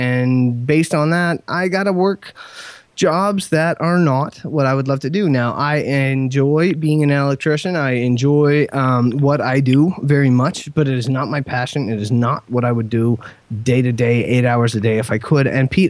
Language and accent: English; Kenya; born there; also born or lived in England / Ottawa / Saskatoon / New Brunswick; I was born in Kenya. We moved to England after that. We moved to Ottawa after that. We moved to Saskatoon after that. We moved to New Brunswick after that.